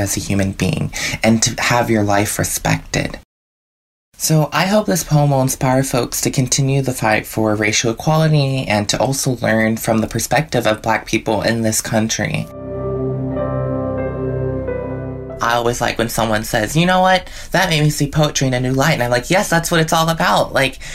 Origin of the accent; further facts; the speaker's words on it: Pittsburgh, Pennsylvania, United States; I'm from Pittsburgh, Pennsylvania